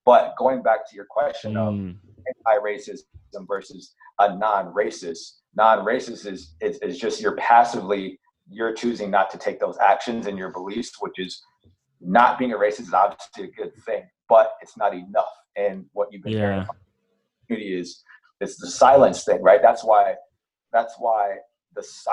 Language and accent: English; Brooklyn Park, Minnesota, United States; So I grew up, I lived in Minneapolis until I was about 6 years old or so. Then I grew up in Brooklyn Center, Brooklyn Park area